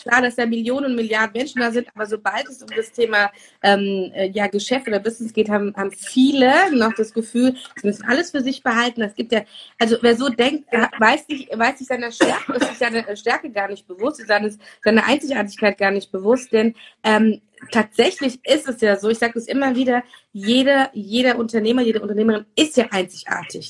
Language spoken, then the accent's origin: German; Turkey; als Türkin